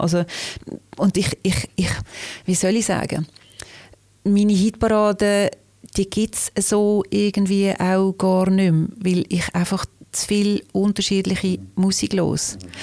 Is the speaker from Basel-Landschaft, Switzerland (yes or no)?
yes; Liestal, Basel-Landschaft, Switzerland; now in Basel, Switzerland; Aufgewachsen bin ich in Baselbiet, in Liestel